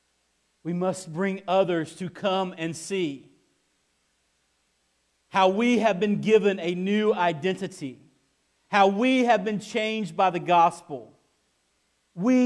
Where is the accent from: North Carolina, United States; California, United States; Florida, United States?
North Carolina, United States; Kinston; moved away; I'm from Kinston